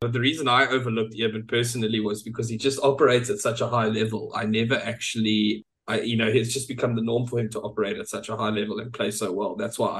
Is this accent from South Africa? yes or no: yes; Lowveld, Mpumalanga, South Africa; us Lowfelders